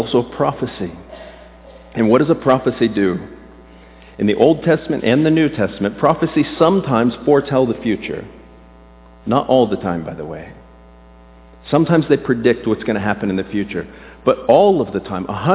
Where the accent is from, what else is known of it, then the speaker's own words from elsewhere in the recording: South Florida, United States; I grew up in South Florida without air conditioning.